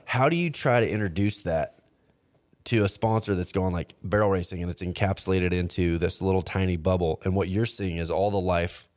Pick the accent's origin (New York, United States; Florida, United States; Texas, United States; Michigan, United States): Texas, United States; Fort Worth; moved away; also born or lived in Oregon; I grew up in Fort Worth